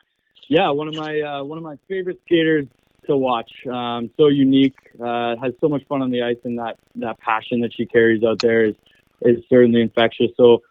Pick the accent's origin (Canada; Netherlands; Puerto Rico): Canada; I'm from Canada